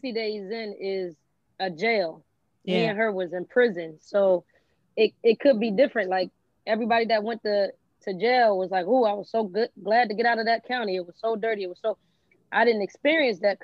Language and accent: English; New Jersey, United States; I'm from Jersey